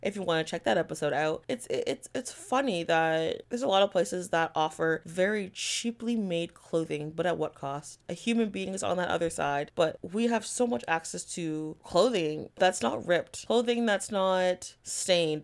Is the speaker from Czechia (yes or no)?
no; Canada; I am a Canadian